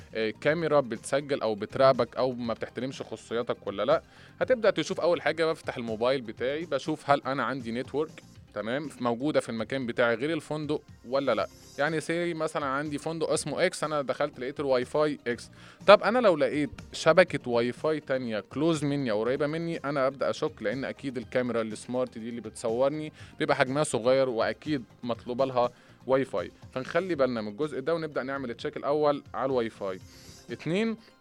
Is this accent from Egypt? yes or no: yes; Egypt; احنا كمصريين